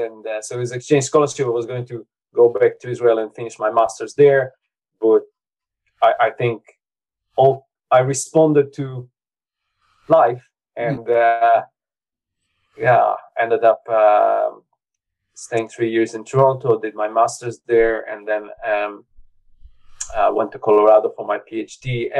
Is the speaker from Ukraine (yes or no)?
no; Latvia; first language Russian; English is a second language; my dad is from Belarus. My mother is from Latvia. I was born in Latvia, but I don't really have Latvian culture. So it was Soviet upbringing with a Russian culture